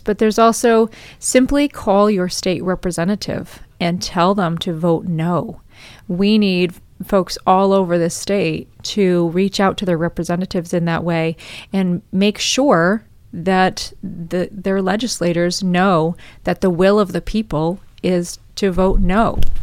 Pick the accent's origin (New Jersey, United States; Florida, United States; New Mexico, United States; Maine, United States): Maine, United States; I was born and raised in Maine